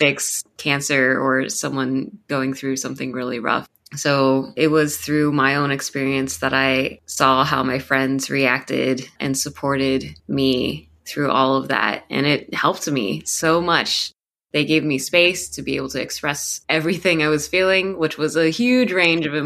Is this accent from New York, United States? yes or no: no; Columbus, Ohio, United States; moved away as an adult; also born or lived in Cincinnati, Ohio / Taiwan; now in Portland, United States; I was born and raised in Columbus, Ohio. I lived there from age zero until I was 25.